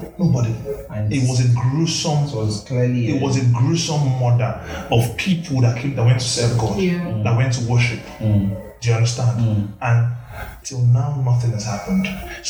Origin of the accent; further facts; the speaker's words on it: Nigeria; Like, I'm proud to be a Nigerian.